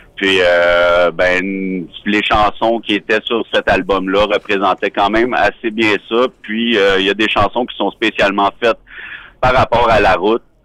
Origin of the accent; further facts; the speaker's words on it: Quebec, Canada; en tant que Québécois